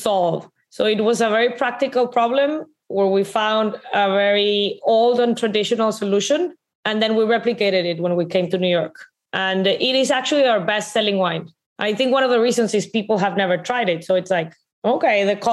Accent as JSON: {"language": "English", "town": "Monterrey", "region": "Nuevo León", "country": "Mexico", "said": "I'm from Monterrey, right? Monterrey is very, very"}